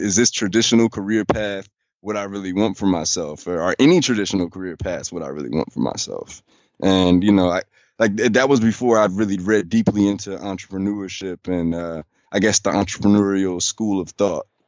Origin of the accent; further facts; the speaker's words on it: Chicago, Illinois, United States; moved away as an adult; also born or lived in Charlotte; now in Washington, D.C., United States; I moved away from Chicago